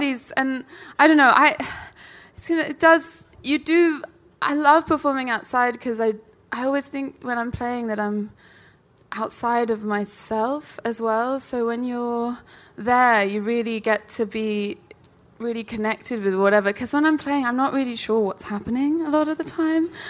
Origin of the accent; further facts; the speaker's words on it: London, United Kingdom; from South London